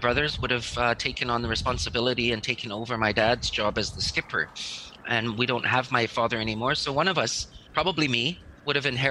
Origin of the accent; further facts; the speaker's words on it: Alert Bay, British Columbia, Canada; I have fond memories growing up in Alert Bay.